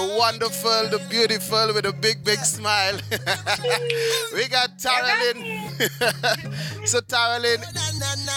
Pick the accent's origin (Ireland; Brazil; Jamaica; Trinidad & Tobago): Trinidad & Tobago; I grew up in Trinidad